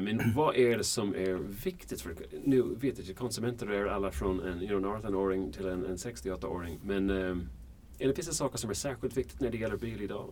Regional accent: Ireland; Swedish is a second language; now in Sweden; jag kommer från Irland

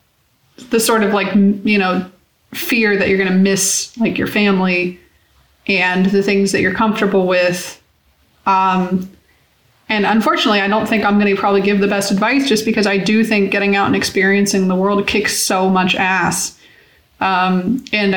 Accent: Florida, United States; born or raised there; moved away

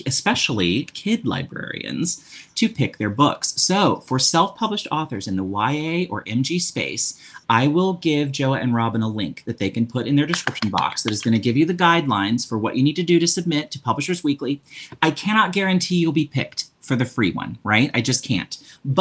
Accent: Jefferson City, Missouri, United States; now in St. Louis, United States; I live in St. Louis, but I grew up in Jefferson City, Missouri

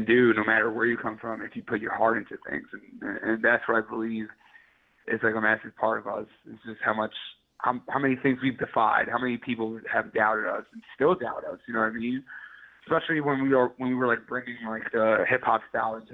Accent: New York City, New York, United States; I'm from Queens

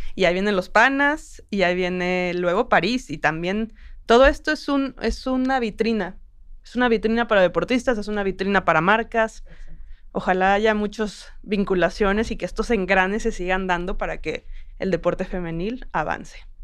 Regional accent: Mexico; como mujer mexicana

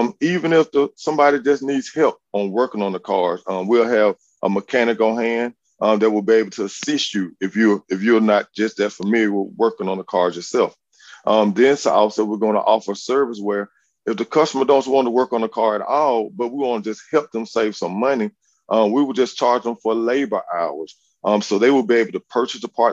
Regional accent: Montgomery, Alabama, United States; I'm actually from Montgomery. I graduated from Lee High School

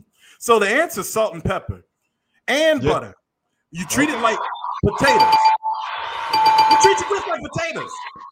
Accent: Macon, Georgia, United States; Now, I come from Macon, Georgia, Bibb County, deep south. Mama had a soul food restaurant. Grandmother raised hogs

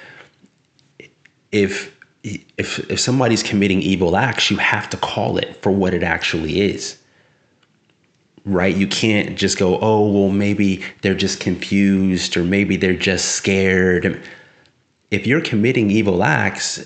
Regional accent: South San Francisco, California, United States; now in Sacramento, United States; I'm from San Francisco, South City. So I went to public schools down there, and then also in Northern California, in the Sacramento area, where I reside now

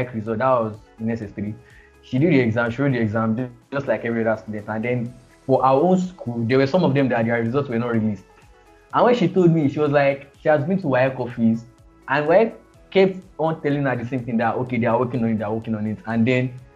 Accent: Nigeria; I'm from Nigeria

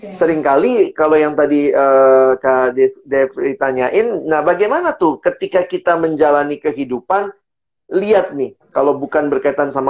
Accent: Indonesia; born there; kenapa saya lahirnya di Indonesia, kenapa sih saya tinggalnya di eh, Lombok

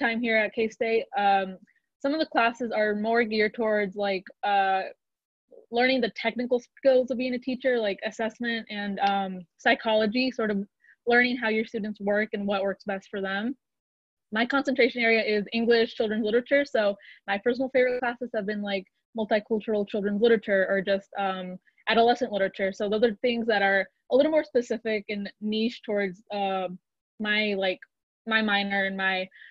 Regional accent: Kansas City, Kansas, United States; I'm from Kansas City, Kansas

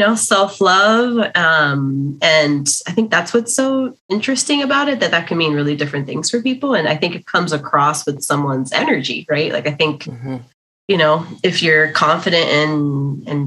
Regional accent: Miami, Florida, United States; now in Los Angeles, United States; I grew up in Miami

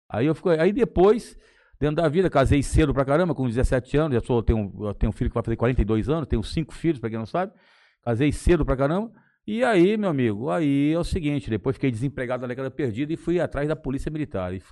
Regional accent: Ibiapina, Ceará, Brazil; born there; eu nasci no Ceará, cara, em Biapina, mas sou registrado no Rio de Janeiro.

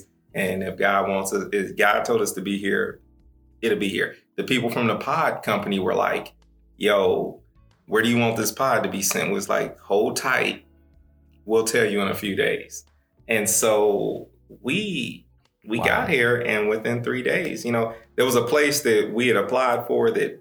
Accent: Kansas City, Missouri, United States; also born or lived in Dallas, Texas / Tulsa, Oklahoma; now in Portland, United States; born and raised Kansas City, Missouri. Spent a little bit of time in Dallas, Texas, growing up in Oak Cliff

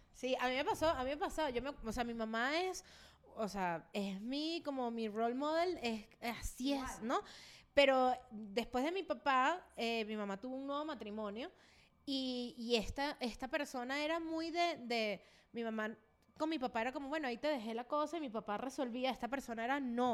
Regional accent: Venezuela; moved away as an adult; en el DEPA donde yo vivía en Venezuela antes de emigrar, yo duré tres años y medio viviendo ahí y me vine, me fui de Venezuela

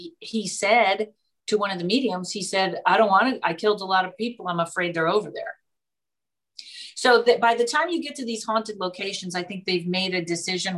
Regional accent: Pittsfield, Massachusetts, United States; also born or lived in Boston; when you're from Pittsfield, Massachusetts

